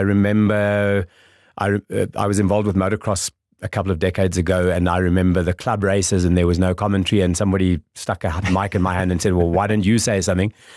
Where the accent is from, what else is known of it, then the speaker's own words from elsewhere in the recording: Windhoek, Khomas, Namibia; local boy, born and bred. Um, grew up in Kleinwintuk.